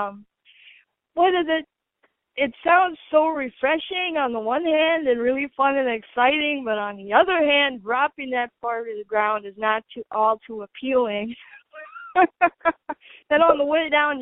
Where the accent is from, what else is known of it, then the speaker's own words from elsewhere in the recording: Wisconsin, United States; moved away; I'm from Wisconsin